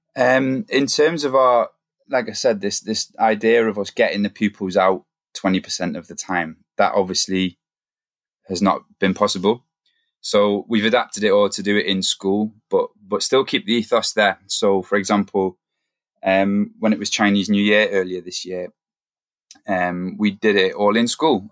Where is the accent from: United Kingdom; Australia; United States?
United Kingdom; the Northeast, North East England; moved away as an adult; now in Manchester, United Kingdom; I'm from the Northeast originally